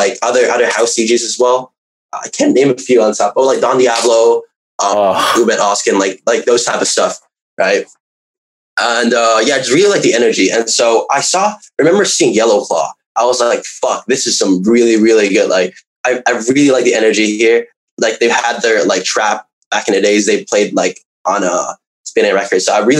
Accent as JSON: {"language": "English", "country": "Hong Kong", "said": "I'm from Hong Kong"}